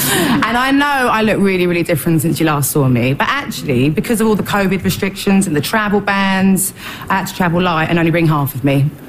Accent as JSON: {"language": "English", "country": "United Kingdom", "said": "because I'm British"}